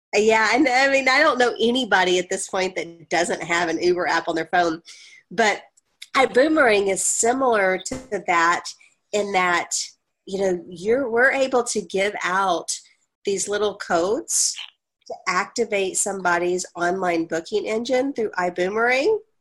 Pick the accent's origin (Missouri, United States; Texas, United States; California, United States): Texas, United States; Dallas; my hometown of dallas i grew up in north dallas so i know it well